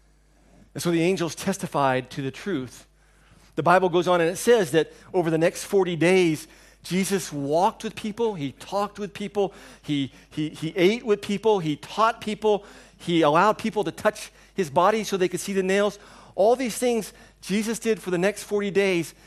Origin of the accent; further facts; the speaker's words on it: United States; moved away; When I was growing up in America